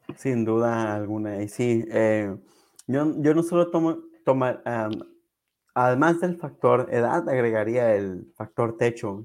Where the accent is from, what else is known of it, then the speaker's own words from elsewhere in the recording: Mexico; como buen mexicano